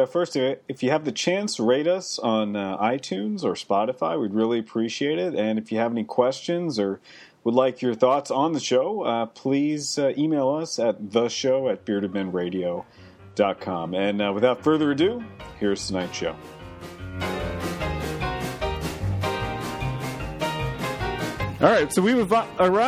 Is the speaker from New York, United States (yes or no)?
yes; New York, United States; now in Vermont, United States; I was born next door in the Empire State, New York